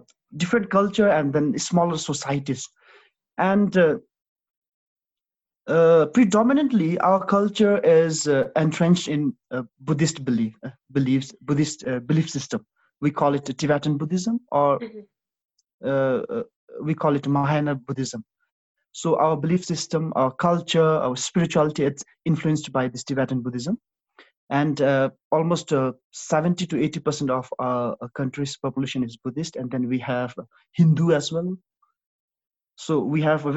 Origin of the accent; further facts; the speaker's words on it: Bhutan; my country